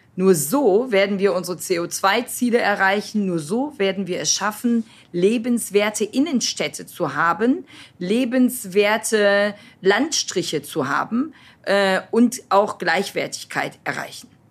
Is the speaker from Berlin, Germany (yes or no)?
no; North Rhine-Westphalia, Germany; Als Jugendlicher in Ostwestfalen ohne Bus- und Bahnanschluss